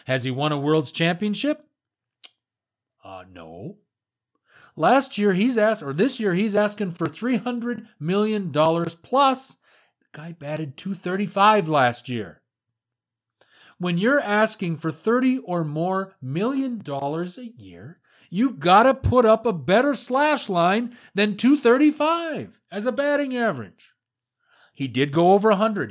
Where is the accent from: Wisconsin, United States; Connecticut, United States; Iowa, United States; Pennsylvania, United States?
Wisconsin, United States; Marshfield; as a kid growing up in the Midwest, Midwestern United States